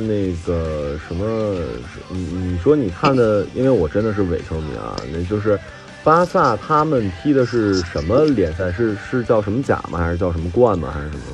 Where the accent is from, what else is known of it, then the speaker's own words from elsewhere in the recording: Jilin, China; moved away; also born or lived in Shanghai; 我，我作为一个吉林人